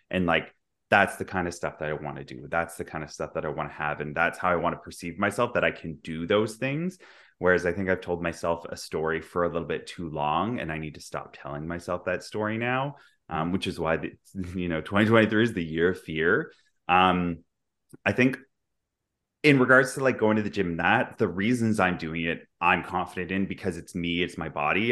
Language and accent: English; Vancouver, British Columbia, Canada; moved away as an adult; also born or lived in Dubai / London / New York; now in Toronto, Canada; I'm from Vancouver. I grew up there, but I also, I live in Toronto now